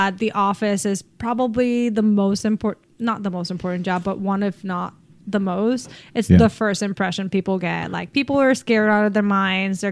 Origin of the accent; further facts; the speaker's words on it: Puerto Rico; moved away as an adult; now in United States; Born and raised Puerto Rico